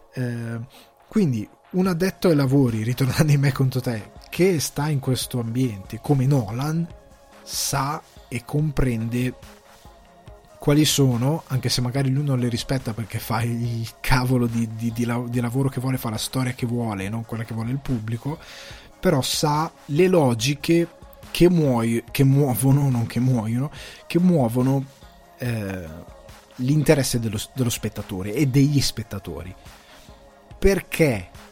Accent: Lombardy, Italy; moved away as an adult; now in Ireland; io sono cresciuto in Lombardia

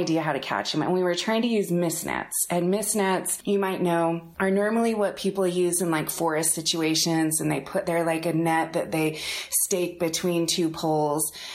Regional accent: Salt Lake City, Utah, United States; also born or lived in Murray, Utah; I grew up here in Salt Lake

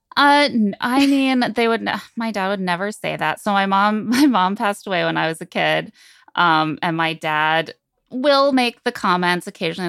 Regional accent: South Bend, Indiana, United States; I am from Southend, Indiana. Um, I was born in nineteen eighty-eight in, in that city, and I grew up

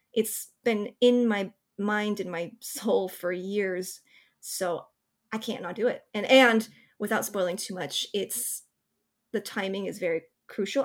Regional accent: Bay Area, California, United States; When I was a teenager growing up in the Bay Area

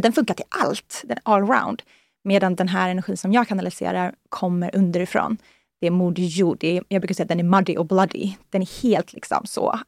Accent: Sweden; moved away as an adult; also born or lived in San Francisco, United States; Jag kommer ju från, från Norden, jag kommer ju från liksom, Europa

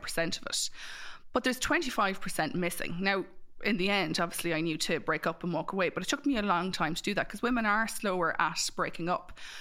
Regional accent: Mullingar, Leinster, Ireland; I'm from Mullingar

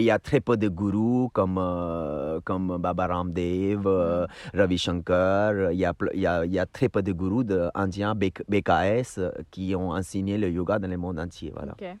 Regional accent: Udaipur, Rajasthan, India; now in Paris, France; où je viens de d'Udaipur

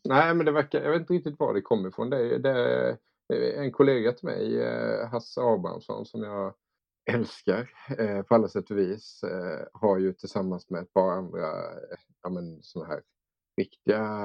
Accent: Älmhult, Kronoberg County, Sweden; jag kom från Älmhult och där fanns inget hockeylag

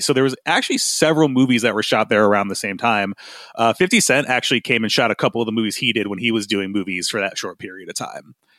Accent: Grand Rapids, Michigan, United States; my hometown of Grand Rapids, Michigan

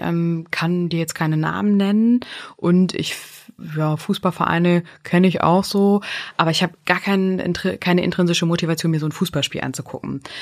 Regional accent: Northern Germany, Germany; accent: North German; mit unserem norddeutschen Dialekt

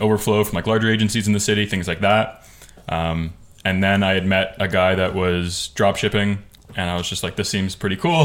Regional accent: just outside of Toronto, Ontario, Canada; I'm from like just outside of Toronto, Canada.

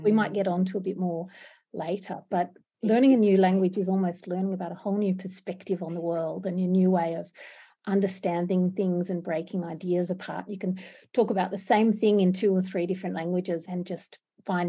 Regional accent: Canberra, Australian Capital Territory, Australia; first language English; also born or lived in Denmark / India; I grew up on the lands of the Ngunnawal people here in Canberra

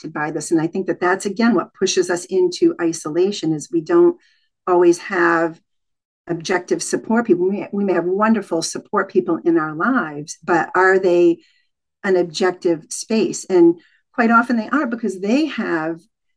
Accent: New England, United States; I grew up in New England

